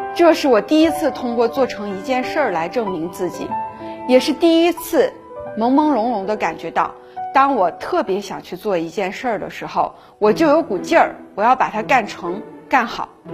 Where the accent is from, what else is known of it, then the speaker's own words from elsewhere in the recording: Greater Khingan forest area, Heilongjiang, China; moved away as an adult; also born or lived in Harbin / Beijing; 我是山区里长大的孩子，我在大兴安里林区里的生活非常单纯